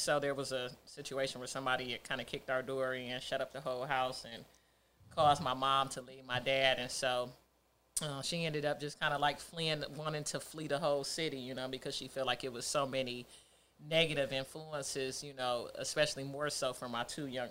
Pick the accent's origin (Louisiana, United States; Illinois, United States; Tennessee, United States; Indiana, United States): Tennessee, United States; Nashville; You know, just kind of growing up in Nashville, I always wanted to get back to Detroit, which is where the roots was, which is where the majority of our family was. We were the only ones that were in Nashville.